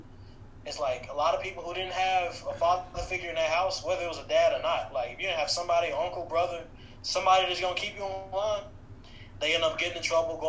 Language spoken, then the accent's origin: English; Nashville, Tennessee, United States; also born or lived in Atlanta, Georgia / Martin, Tennessee; I'm from Nashville, Tennessee, born and raised